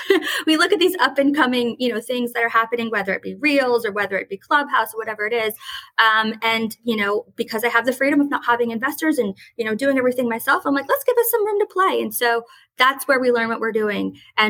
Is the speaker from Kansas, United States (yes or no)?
no; New Orleans, Louisiana, United States; Whether you like it or not, we're from New Orleans. We're the crazy idea people, you know